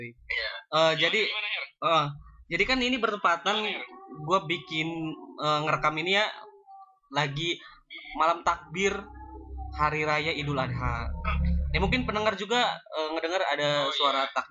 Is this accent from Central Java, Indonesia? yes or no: no; Banten, Indonesia; karena emang kita juga berasal dari Banten gitu kan